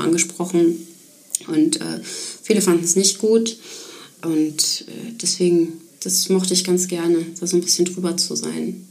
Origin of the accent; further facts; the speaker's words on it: Ruhr area, North Rhine-Westphalia, Germany; moved away; Ich komme aus dem Ruhrgebiet